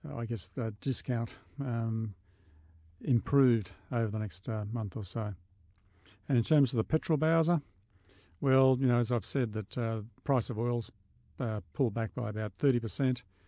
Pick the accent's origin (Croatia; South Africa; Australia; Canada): Australia